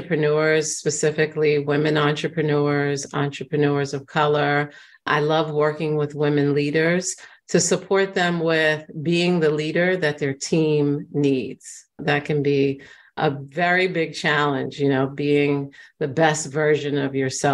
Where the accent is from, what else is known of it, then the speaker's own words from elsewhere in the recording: New York City, New York, United States; I grew up in the Bronx in New York, and there's been a lot of gentrification, but the Bronx was a very rough area when I was growing up there